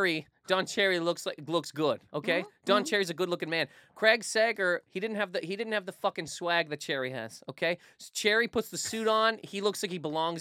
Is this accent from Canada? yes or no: yes; Canada; now in United States; There's a lot of things that happen when you move to America as a Canadian.